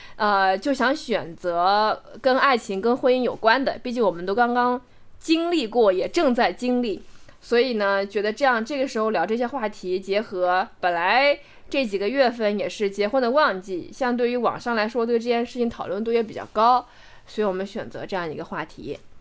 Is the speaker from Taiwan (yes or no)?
no; Macau; moved away; 澳门这个城市对于我来说，我虽然没有出生在那个地方，但是我是在那个地方成长，在那个地方成年，在那个地方认识这样一个世界